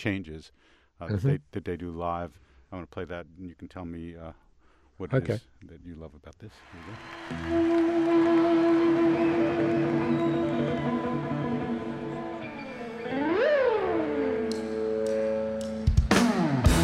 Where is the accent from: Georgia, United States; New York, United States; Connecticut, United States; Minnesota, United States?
New York, United States; When I was a kid growing up, my fascination as an American New York kid was with British music